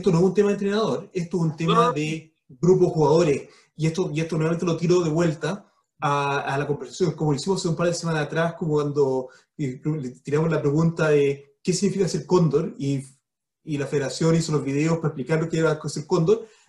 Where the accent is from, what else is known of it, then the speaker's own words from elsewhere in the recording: Chile; Pero lo que quiero tirar de vuelta cómo nos sentimos como chilenos que todos los cóndores no canten el himno.